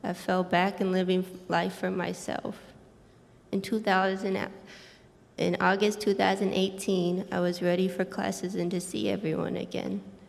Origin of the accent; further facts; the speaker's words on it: Jordan; English is a second language; I'm 22 years old. I was a missionary kid born and raised in Jordan. Even though I grew up in a Christian home learning Bible stories, I was 15 years old when I accepted Jesus as my Savior.